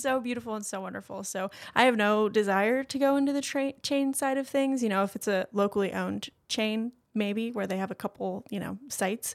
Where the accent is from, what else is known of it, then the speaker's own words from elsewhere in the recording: Swansboro, North Carolina, United States; also born or lived in Japan / Boone, North Carolina; I'm from Swansboro